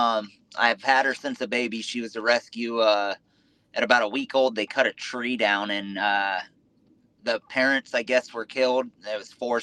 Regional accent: Southern California, United States; moved away as an adult; now in Indiana, United States; Originally from Southern California. I actually live in Indiana now.

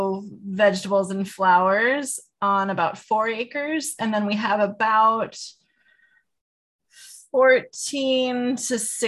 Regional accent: Clearwater, Minnesota, United States; born or raised there; moved away as an adult; also born or lived in California

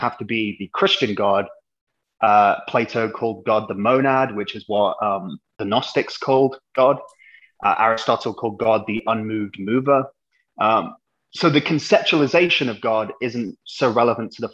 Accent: England, United Kingdom; moved away as an adult; now in United States; I'm an Englishman, as anyone can hear

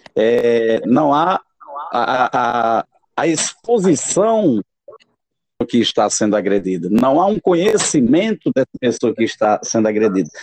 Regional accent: Itaporanga, Paraíba, Brazil; a minha cidade natal, lá em Itaporanga

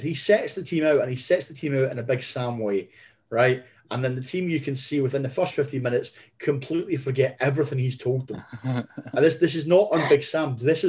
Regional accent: Scotland, United Kingdom

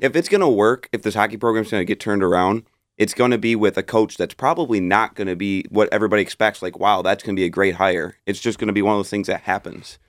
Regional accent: Detroit, Michigan, United States; I grew up in Metro Detroit

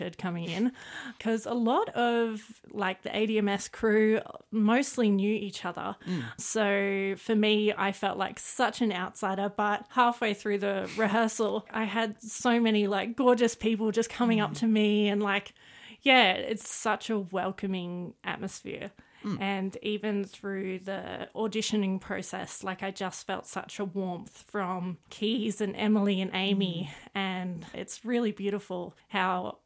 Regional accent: Clarence Valley, New South Wales, Australia; moved away as an adult; now in Armidale, Australia; I grew up in the Clarence Valley, but in the last few years living here in Armidale

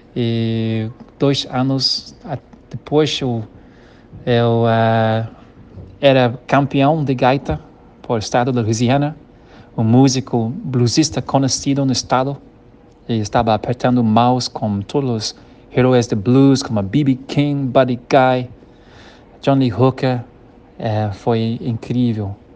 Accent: Kenya; Portuguese is a second language; also born or lived in Rio de Janeiro, Brazil; now in Brazil; se chama Quênia, onde eu nasci

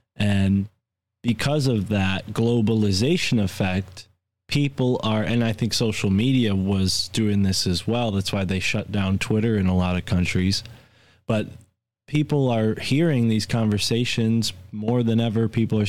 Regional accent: United States; I was born and raised in America

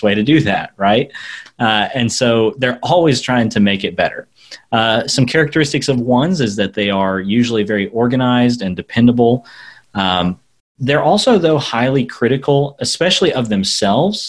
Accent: United States; Americans are really bad about something, and that is we want to speak English all the time

